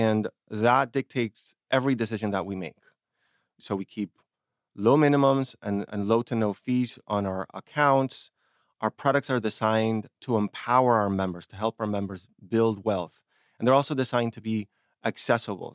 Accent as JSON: {"language": "English", "country": "Argentina", "moved": "yes", "said": "I come from Argentina"}